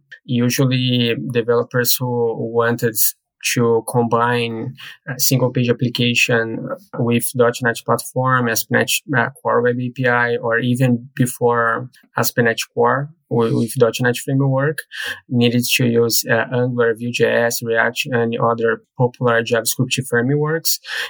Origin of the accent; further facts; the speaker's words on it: Brazil; now in Dublin, Ireland; Sure. I'm from Brazil, but I live in Ireland, Dublin.